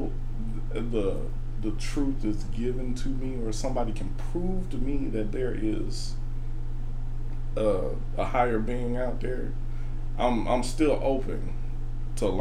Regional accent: Birmingham, Alabama, United States; moved away as an adult; now in Nashville, United States; I'm from Birmingham

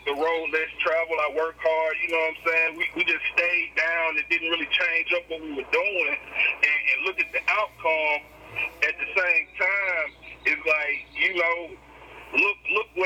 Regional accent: Columbus, Mississippi, United States; I'm from Columbus, Mississippi

